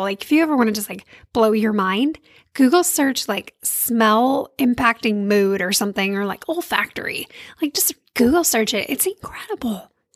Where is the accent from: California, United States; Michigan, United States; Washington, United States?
California, United States; I grew up in California